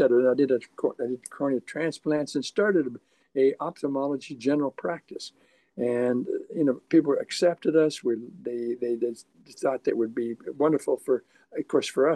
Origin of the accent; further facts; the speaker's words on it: Canada; moved away as an adult; also born or lived in Netherlands / Montreal, Canada / Philadelphia, United States; now in Dothan, United States; Actually, I was born in the Netherlands. My family immigrated to Canada when I was three.